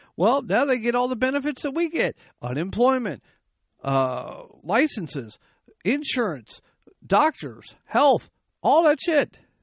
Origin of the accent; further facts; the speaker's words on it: United States; I was born in the United States